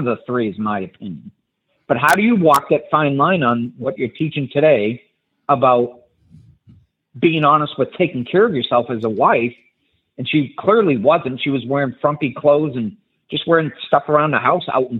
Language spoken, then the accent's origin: English; New England, United States; I'm from New England